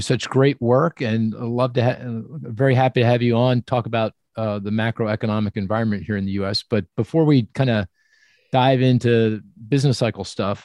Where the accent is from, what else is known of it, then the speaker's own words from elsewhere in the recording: Philadelphia, Pennsylvania, United States; we're from Philly and PNC, you know, is my bank